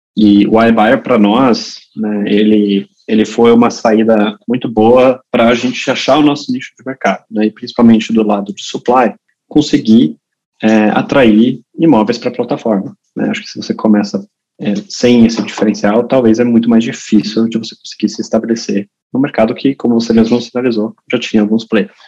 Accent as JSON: {"language": "Portuguese", "country": "Brazil", "tie": "born or raised there", "also_born_or_lived": "Germany", "moved": "yes", "said": "eu originalmente sou alemão, né? Eu cresci no Brasil, mas sou alemão"}